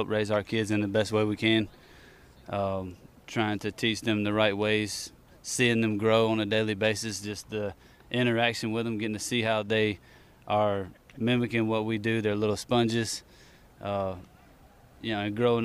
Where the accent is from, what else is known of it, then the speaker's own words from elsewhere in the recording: the South, United States; I guess that's just what we like to do in the South